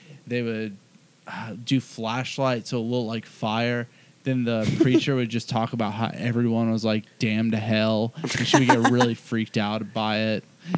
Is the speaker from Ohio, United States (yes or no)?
no; South Carolina, United States; moved away; Growing up in South Carolina